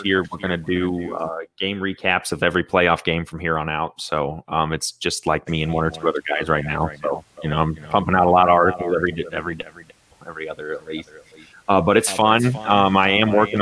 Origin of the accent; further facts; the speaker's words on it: Indiana, United States; I'm from Indiana